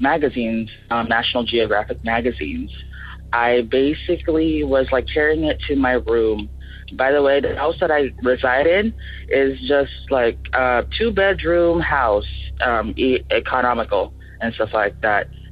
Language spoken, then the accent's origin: English; Philippines; now in Tacoma, United States; I come from the Philippines, but I currently reside in Tacoma, Washington